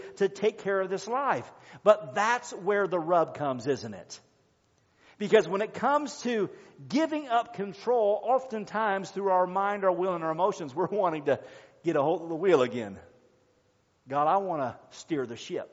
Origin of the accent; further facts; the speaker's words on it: United States; we belong to the United States, this is our country, this is our home, this is our nation